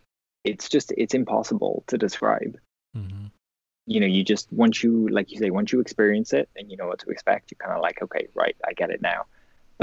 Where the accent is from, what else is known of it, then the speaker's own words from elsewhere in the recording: Wales, United Kingdom; growing up in Wales where they play rugby